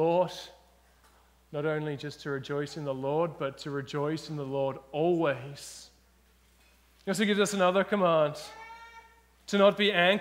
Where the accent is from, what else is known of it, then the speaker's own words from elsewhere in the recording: Australia; now in British Columbia, Canada; I'm an Australian. I grew up in Australia